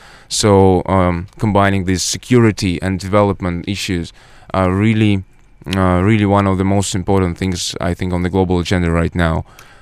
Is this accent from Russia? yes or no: yes; Russia; my country, my home country